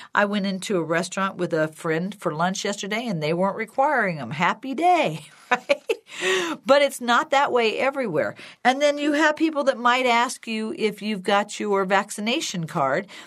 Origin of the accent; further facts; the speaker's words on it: Illinois, United States; now in Colorado, United States; where I used to live, where I grew up in Illinois